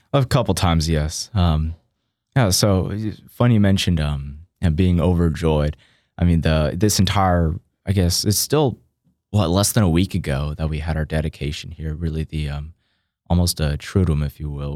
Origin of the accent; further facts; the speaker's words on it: Austin, Texas, United States; now in College Station, United States; born and raised in Austin, Texas